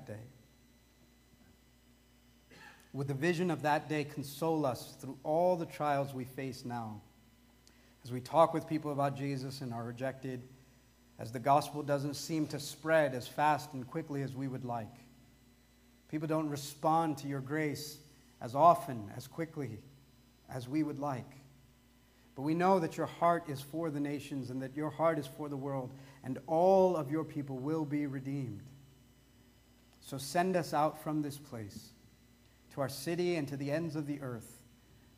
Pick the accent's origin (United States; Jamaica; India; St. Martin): India; I'm dark brown and I'm Indian